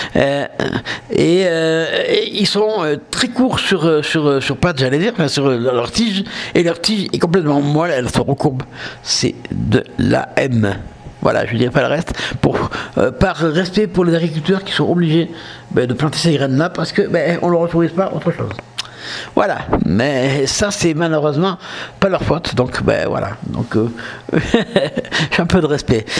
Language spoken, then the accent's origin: French; south of France, France; accent: southern French; je suis du sud de la France, avec mon accent, vous l'aurez vu